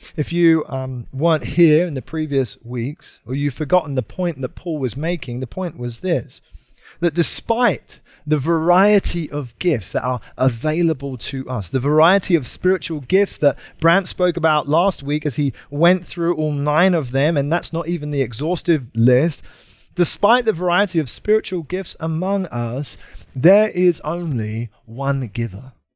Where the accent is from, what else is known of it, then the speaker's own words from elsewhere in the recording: United Kingdom; moved away; I'm from uh, Britain